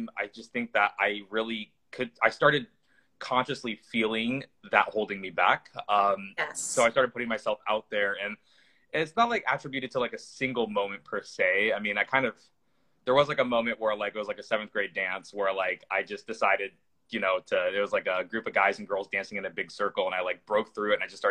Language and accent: English; the Northwest, Pacific Northwest, United States; growing up in the Northwest